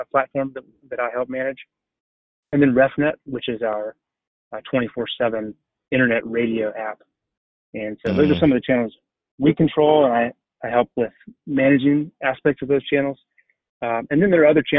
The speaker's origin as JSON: {"language": "English", "region": "South Carolina", "country": "United States", "tie": "born or raised there", "also_born_or_lived": "Minneapolis, Minnesota", "moved": "as an adult", "said": "I grew up in South Carolina. I'm a Carolina boy like yourself"}